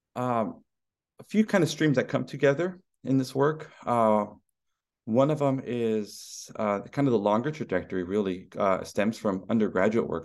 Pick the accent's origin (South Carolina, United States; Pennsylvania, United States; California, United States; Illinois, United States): California, United States; Stockton; my hometown of Stockton, California